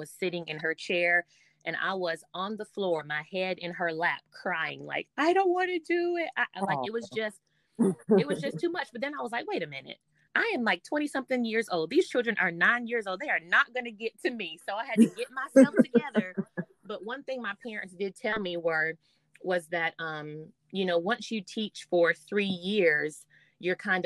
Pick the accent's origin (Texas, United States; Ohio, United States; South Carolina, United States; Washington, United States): South Carolina, United States; Greenwood; I actually got a job back in my hometown where I grew up in the district that I went through elementary, middle, and high school. So I taught at my first school in Greenwood, South Carolina